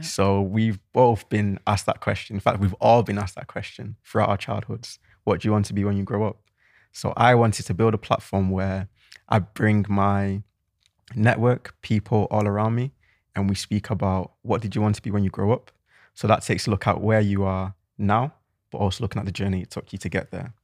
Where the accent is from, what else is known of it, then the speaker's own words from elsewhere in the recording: Manchester, North West England, United Kingdom; also born or lived in Cheltenham; I'm from Manchester, if you can tell by the accent.